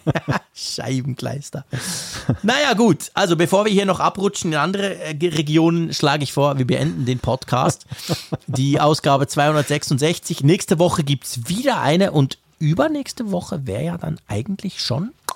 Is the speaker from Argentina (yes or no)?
no; Switzerland; ich komme verdammt nochmal aus der Schweiz.